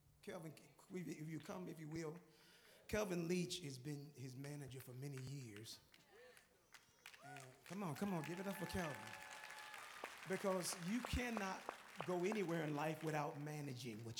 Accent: New York, United States; I'm from New York

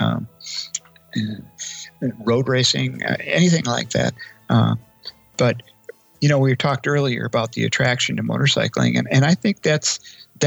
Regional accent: Eau Claire, Wisconsin, United States; I am from Eau Claire, Wisconsin

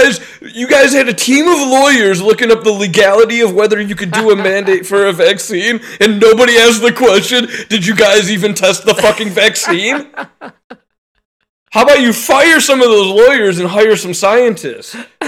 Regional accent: United States; I'm American

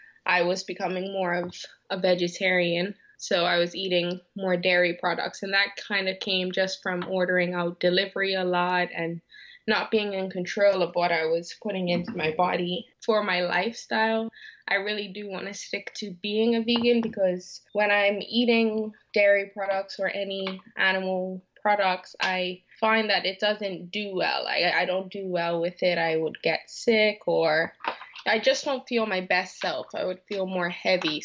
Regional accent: Bermuda; moved away as an adult; also born or lived in Canada; I'm from Bermuda and I moved to Canada to study at the University of Western Ontario

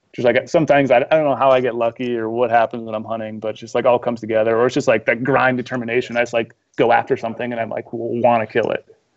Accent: Midwest, United States; moved away as an adult; also born or lived in Missoula, Montana; I grew up in the Midwest, so I'm used to hunting whitetails when I was, you know, in high school

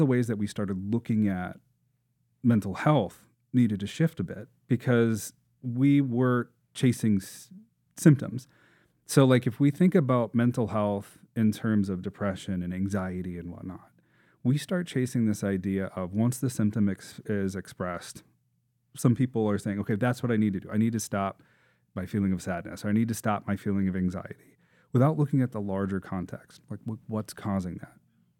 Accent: Columbia Heights, Minnesota, United States; And I grew up in Columbia Heights, Northeast Minneapolis.

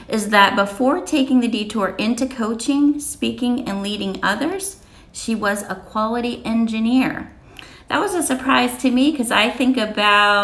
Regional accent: Pittsburgh, Pennsylvania, United States; accent: Pittsburgh; moved away; also born or lived in Kentucky; I'm from Pittsburgh, which there's definitely a Pittsburgh accent

